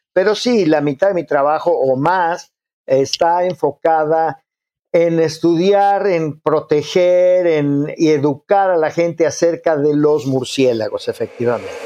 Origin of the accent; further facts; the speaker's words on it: Mexico; como mexicanos